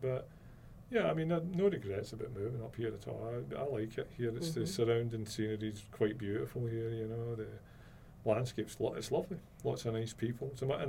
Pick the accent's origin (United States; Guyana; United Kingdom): United Kingdom; Scotland; I'm Scottish, yeah.